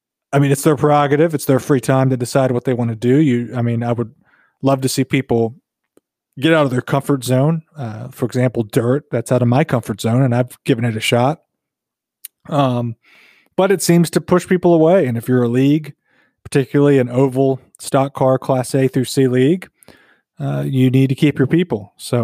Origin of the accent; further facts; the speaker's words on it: North Carolina, United States; Bradley and I grew up in the South. We grew up in North Carolina, near Virginia.